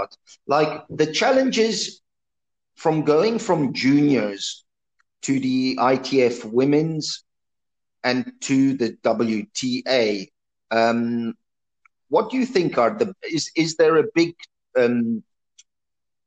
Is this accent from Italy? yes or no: yes; Italy; obviously I'm from Italy.